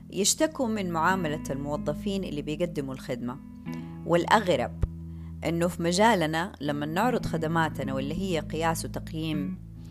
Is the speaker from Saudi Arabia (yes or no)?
yes; Saudi Arabia; احتياجاتنا إحنا كمجتمع سعودي